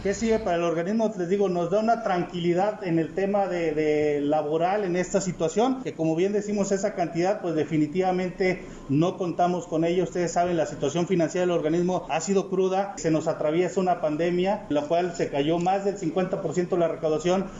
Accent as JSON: {"language": "Spanish", "town": "Huichihuayán", "region": "San Luis Potosí", "country": "Mexico", "said": "mi pueblo, Pichihuayán, en la colonia Lichis"}